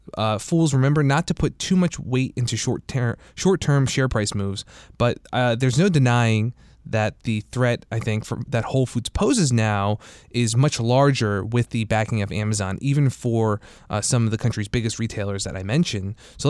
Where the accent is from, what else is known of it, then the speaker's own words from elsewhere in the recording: New Jersey, United States; now in DC metro area, United States; I'm from New Jersey